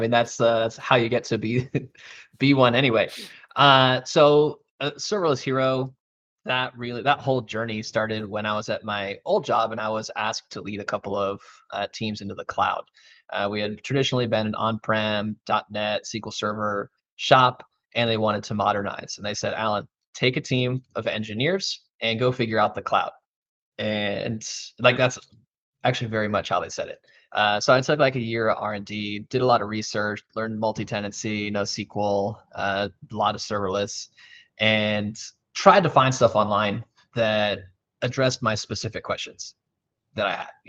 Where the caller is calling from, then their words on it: Dallas, Texas, United States; Yeah, so I am joining you out of Dallas, Texas.